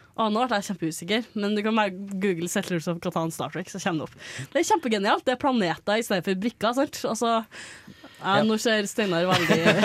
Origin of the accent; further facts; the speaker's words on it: Trøndelag, Norway; i Trøndelagen, eller der jeg kommer fra